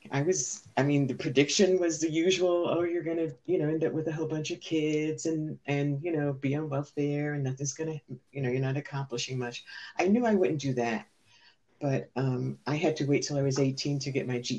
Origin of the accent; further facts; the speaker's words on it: New York City, New York, United States; moved away as an adult; also born or lived in Senegal; was born and raised in the Bronx